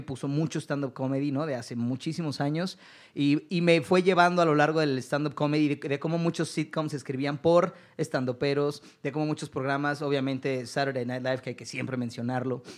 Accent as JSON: {"language": "Spanish", "country": "Mexico", "said": "Yo soy mexicano, vivo en México, me desarrollo en México"}